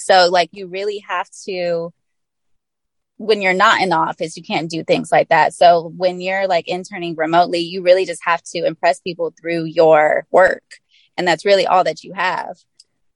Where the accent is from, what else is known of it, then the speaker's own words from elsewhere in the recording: the Bay Area, California, United States; I'm from the Bay Area